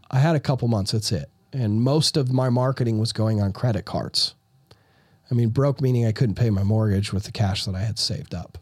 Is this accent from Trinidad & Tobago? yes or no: no; Utah, United States; I'm from Utah.